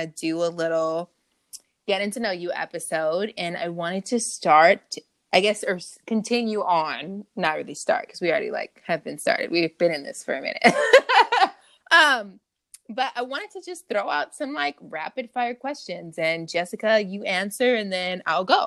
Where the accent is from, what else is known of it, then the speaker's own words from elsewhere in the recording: Long Beach, California, United States; I am also a Cali girl, born and raised, Long Beach, Strong Beach